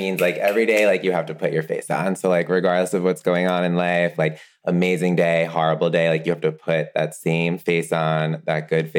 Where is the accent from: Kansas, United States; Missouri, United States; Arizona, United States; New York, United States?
New York, United States; Wantagh; I'm 32 years old. I live in Hell's Kitchen. From New York originally. I grew up on Long Island.